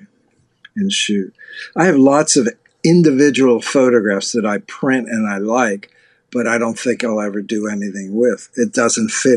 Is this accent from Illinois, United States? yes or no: no; Pittsburgh, Pennsylvania, United States; now in New York City, United States; I grew up in Pittsburgh